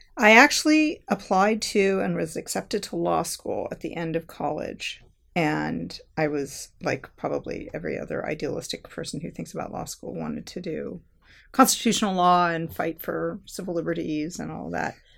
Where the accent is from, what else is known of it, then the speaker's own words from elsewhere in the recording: Southern California, United States; I grew up in Southern California